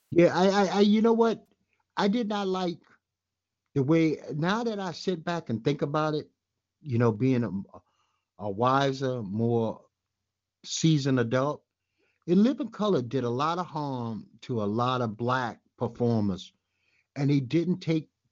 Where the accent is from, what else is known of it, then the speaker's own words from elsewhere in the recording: New York City, New York, United States; I'm from Bed Stuy